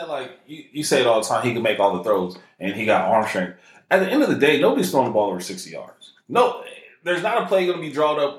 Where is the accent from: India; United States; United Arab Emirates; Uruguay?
United States; San Diego, California; we're from San Diego.